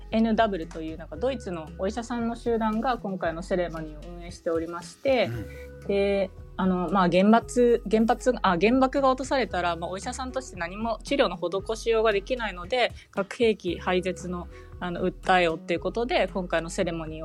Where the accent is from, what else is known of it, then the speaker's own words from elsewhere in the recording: Hiroshima, Japan; now in Germany; 私あの自分が広島出身なんだけど祖父が長崎の出身